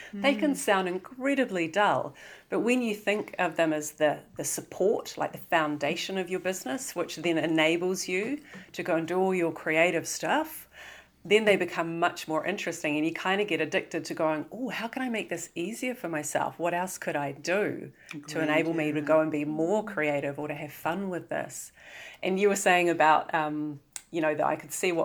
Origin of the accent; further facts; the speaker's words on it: New Zealand; you may be able to tell by my dulcet tones that I'm from New Zealand